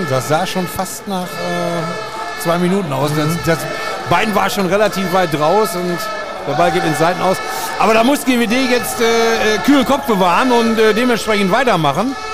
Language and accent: German; Düsseldorf, North Rhine-Westphalia, Germany; ich komme ja aus Düsseldorf, habe heute in Düsseldorf gearbeitet